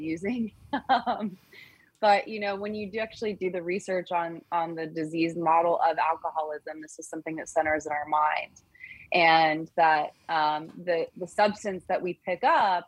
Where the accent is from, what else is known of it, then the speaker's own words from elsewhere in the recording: Colorado, United States; now in California, United States; I am not originally from California, but definitely feel more like a California girl than a Colorado girl, which is where I was born and raised.